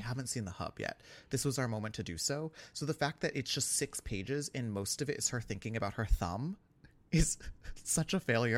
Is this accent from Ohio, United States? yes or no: no; New York, United States; as a New Yorker